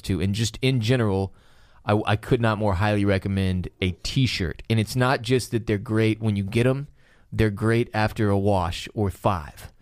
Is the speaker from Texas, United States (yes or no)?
yes; Houston, Texas, United States; now in Austin, United States; we live in Austin, Texas. We're, f, we're from Houston, Texas